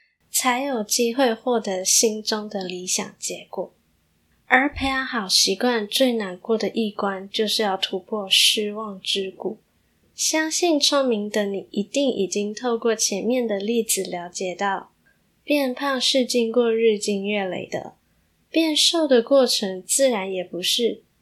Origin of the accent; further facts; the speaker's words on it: Malaysia; moved away as an adult; now in Taiwan; 我从马来西亚来到台湾念大学，因为都是外食，再加上我觉得吃东西很解压，于是体重便蒸蒸日上。